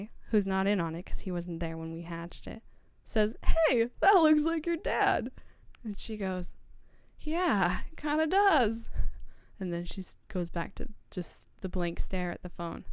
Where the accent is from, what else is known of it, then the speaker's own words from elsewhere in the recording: Ogden, Utah, United States; I'm from Ogden